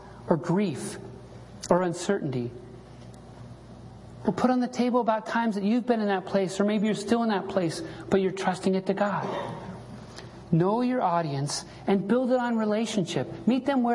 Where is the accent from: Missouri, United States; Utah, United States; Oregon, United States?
Utah, United States; Salt Lake City; when I was a little kid growing up in Salt Lake City